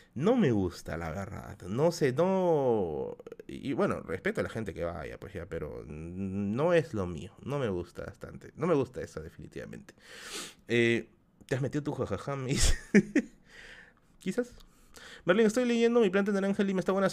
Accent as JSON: {"language": "Spanish", "region": "Tacna", "country": "Peru", "moved": "yes", "said": "Saludos de Tacna. Oye, mi tierra"}